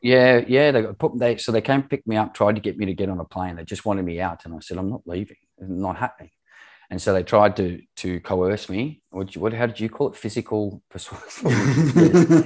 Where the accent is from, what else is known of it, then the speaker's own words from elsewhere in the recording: Australia; moved away as an adult; also born or lived in Middle East; I'm Australian, born and bred